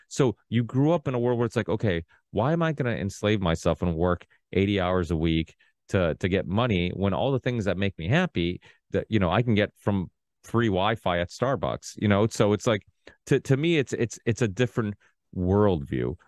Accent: Portugal; now in United States; I was born in Portugal.

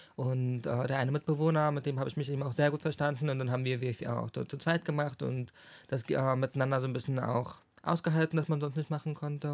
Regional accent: Schwerin, Mecklenburg-Vorpommern, Germany; moved away as an adult; now in Chemnitz, Germany; ich wohne in Chemnitz seit 2016. Ich bin, komme eigentlich aus Schwerin, MacPom, aus meiner Heimat

